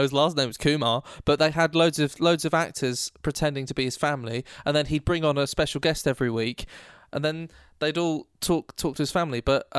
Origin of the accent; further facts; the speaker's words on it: Glasgow, Scotland, United Kingdom; actually I'm here from Glasgow, and I'm reporting with Amber Saver. I know, I can actually do quite a sexy Glaswegian accent, eh?